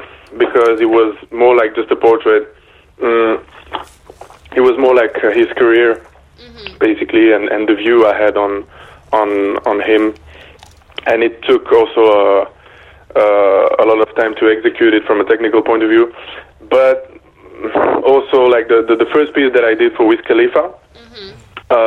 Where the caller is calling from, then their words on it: Belgium; also born or lived in United Kingdom / Paris, France; I'm calling you from Belgium, actually, and not the UK, but it's okay because I stayed in the UK for some time and in Paris, too. So, yeah, but I'm calling from Belgium right now.